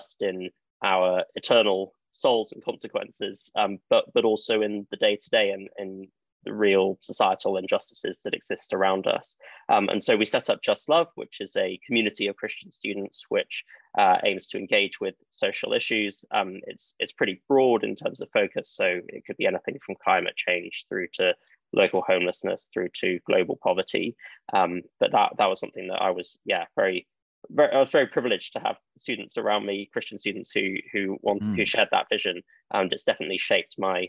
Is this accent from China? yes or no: yes; China; But I think growing up in China and being in the church there meant that I encountered a very real and active form of faith